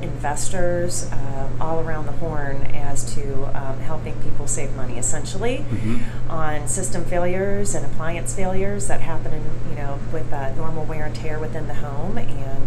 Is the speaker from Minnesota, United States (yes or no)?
no; Pittsburgh, Pennsylvania, United States; moved away as an adult; now in Georgia, United States; I grew up in Pittsburgh, Pennsylvania, so I'm a Yankee, and however, I'm a Southern at heart.